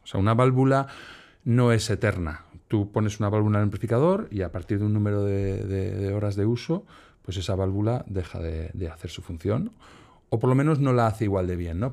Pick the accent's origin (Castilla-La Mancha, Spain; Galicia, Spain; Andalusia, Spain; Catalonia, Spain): Galicia, Spain; moved away as an adult; Yo venía de Galicia, porque yo soy gallego.